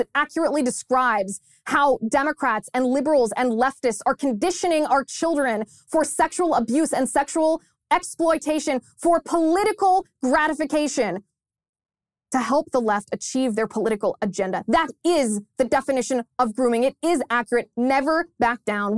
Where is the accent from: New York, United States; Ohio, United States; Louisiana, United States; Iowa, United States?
Ohio, United States; my home state of Ohio